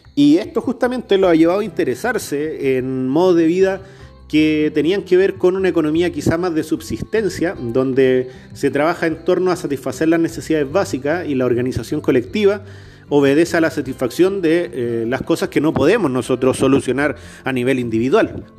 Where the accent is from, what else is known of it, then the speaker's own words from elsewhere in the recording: Chilean Patagonia, Chile; Yo nací en la Patagonia chilena, al sur del, territorio de Chile, en el Gualmapu, en territorio mapuche